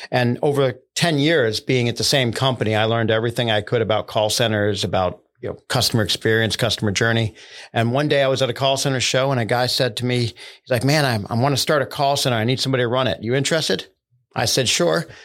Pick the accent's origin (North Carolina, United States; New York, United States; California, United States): New York, United States; Binghamton; also born or lived in Brooklyn; Well, so I was born in Brooklyn, New York, uh, um, son of a um, starving artist. Uh, very little money, uh, not too much education. Um, we ended up uh, moving around as a kid. I ended up in Binghamton, New York